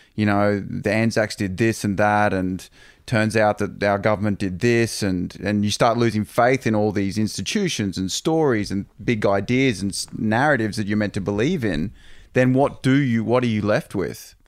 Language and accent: English; Toowoomba, Queensland, Australia; moved away; I grew up in Toowoomba and I grew up on this, you know, on Prince Henry Drive